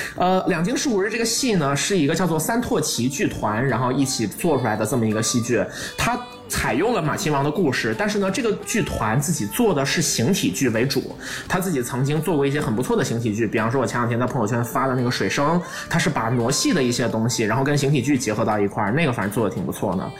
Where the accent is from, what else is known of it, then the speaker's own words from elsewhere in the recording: China; 我们是作为中国人